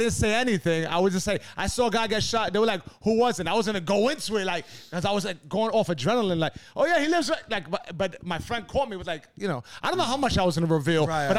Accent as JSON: {"language": "English", "town": "New York City", "region": "New York", "country": "United States", "tie": "born or raised there", "said": "growing up in the Lower East Side"}